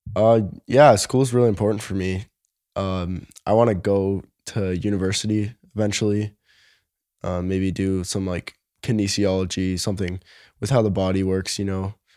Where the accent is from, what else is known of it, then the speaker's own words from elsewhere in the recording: Toronto, Ontario, Canada; I was born in Toronto